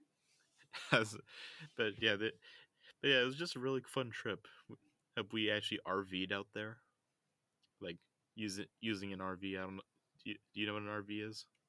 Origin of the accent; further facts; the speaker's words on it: United States; accent: American; my American accent